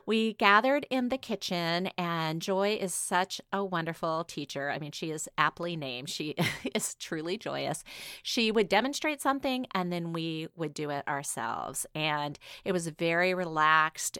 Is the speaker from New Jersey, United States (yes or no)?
no; Washington, United States; I'm from Washington State